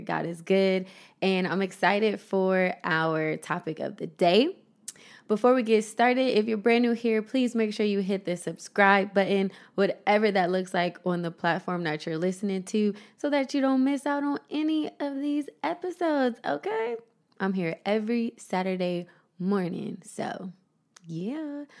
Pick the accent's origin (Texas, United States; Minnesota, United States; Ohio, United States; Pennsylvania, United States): Ohio, United States; Columbus; moved away as an adult; also born or lived in Las Vegas, Nevada / Los Angeles; my hometown of Columbus, Ohio